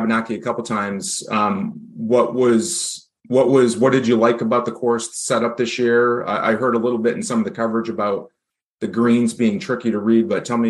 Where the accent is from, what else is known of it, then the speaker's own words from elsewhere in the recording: New Hampshire, United States; the top amateur golfers in my home state.